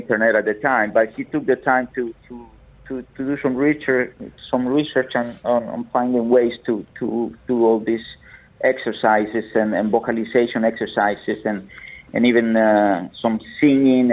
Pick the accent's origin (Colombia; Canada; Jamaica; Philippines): Colombia; moved away; I grew up in Colombia, South America